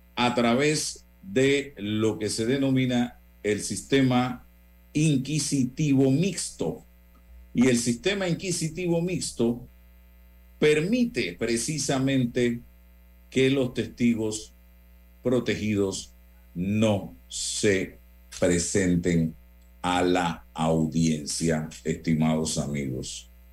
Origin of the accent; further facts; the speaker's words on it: Panama; como panameño